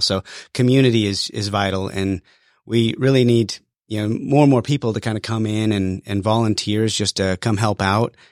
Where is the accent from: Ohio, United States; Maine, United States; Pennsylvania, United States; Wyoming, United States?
Wyoming, United States; moved away as an adult; now in Georgia, United States; I was born and raised in Wyoming